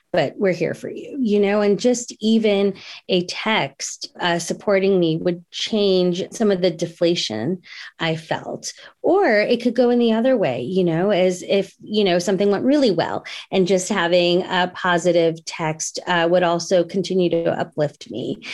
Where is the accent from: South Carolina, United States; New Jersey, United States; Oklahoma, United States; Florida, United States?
New Jersey, United States; growing up in New Jersey, they sent me to, um, an Indian, uh, dance teacher